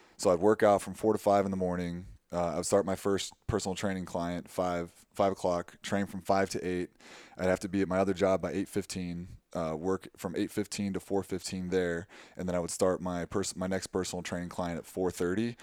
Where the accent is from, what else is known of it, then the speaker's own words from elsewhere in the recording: Tucson, Arizona, United States; moved away as an adult; also born or lived in Waverly, Iowa; I grew up in Tucson, which is half, you know, half a million people